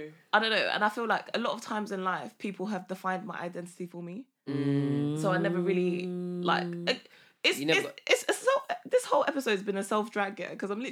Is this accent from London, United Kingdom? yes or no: yes; London, United Kingdom; I'm from Hackney.